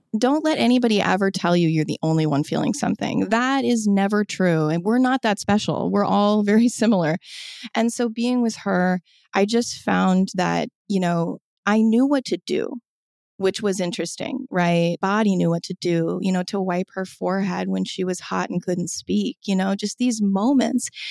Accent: Omaha, Nebraska, United States; I was raised in Omaha, Nebraska

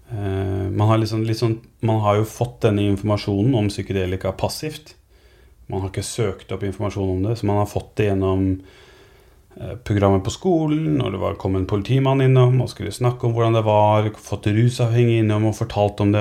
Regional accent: Norway; Som nordmann

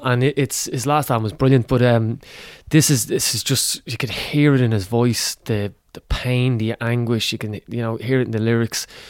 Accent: Ireland

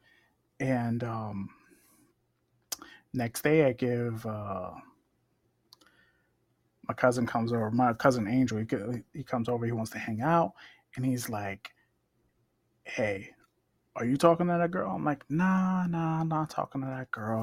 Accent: New York, United States; Growing up in New York, growing up in the Village

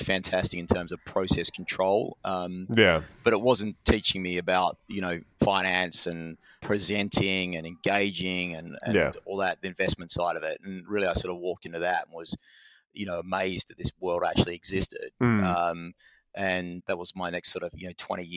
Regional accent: Australia; moved away as an adult; now in United Kingdom; being an Australian coming to the UK

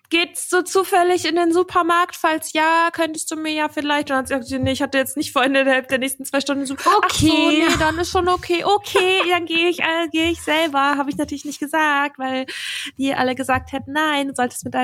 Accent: Dublin, Leinster, Ireland; born there; also ich bin da ja auch geboren in Dublin und das ist irgendwie schon so ein Ort, an dem ich mich sehr zu Hause gefühlt habe.

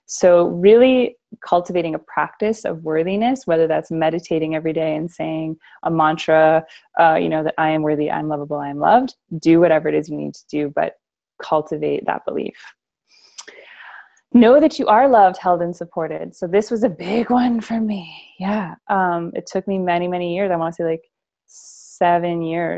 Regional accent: Canada; moved away as an adult; now in United States; I grew up in Canada, but I'm living in America

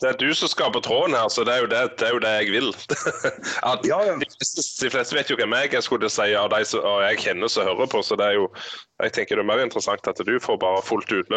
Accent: Rogaland, Norway; accent: Jærsk; Jeg, jeg snakket jo jærsk, ikke sant?

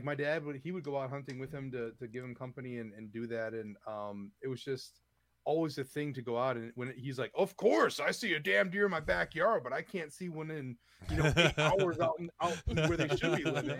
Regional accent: Wisconsin, United States; moved away; I'm from Wisconsin, so I have my, you know, my hot blood.

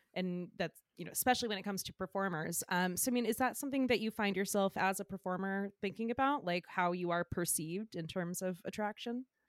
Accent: Flowery Branch, Georgia, United States; moved away; I'm from outside of Atlanta. I'm from, uh, Flowery Branch.

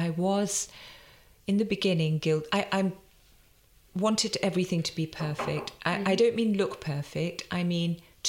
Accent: England, United Kingdom; born there; Yeah, and you know, I'm born in England. I'm Indian and I'm so proud of that and it informs everything we do. But I'm born here, so to invest in building the brand here is super important

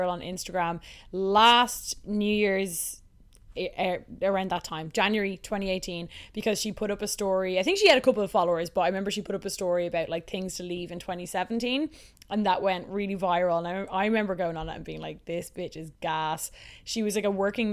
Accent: Dublin, Leinster, Ireland; Dublin, my hometown

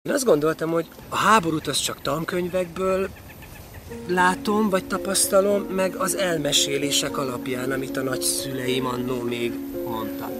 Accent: Transcarpathia, Zakarpattia Oblast, Ukraine; moved away as an adult; also born or lived in Vári / Berehove; now in Hungary; Kárpátaljáról beszélünk, ahol én születtem, és értem 18 éves koromig

